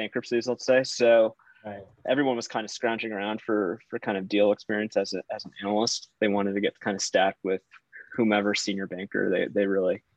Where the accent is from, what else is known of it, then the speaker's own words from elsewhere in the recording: Virginia, United States; I grew up in Virginia, went to UVA